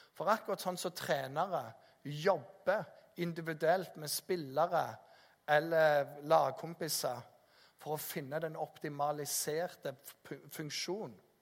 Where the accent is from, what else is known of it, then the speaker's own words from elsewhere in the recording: Jæren, Rogaland, Norway; also born or lived in Bergen; Jeg er oppvokst på Jæren